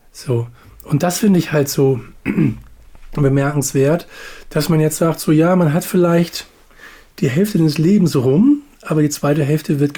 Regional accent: Hamburg, Germany; von Hamburg Steilzob, wo ich groß geworden bin, nach Arnsburg zu meinem Opa.

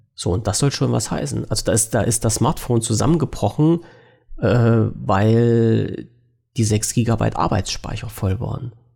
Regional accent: Germany; als Deutscher

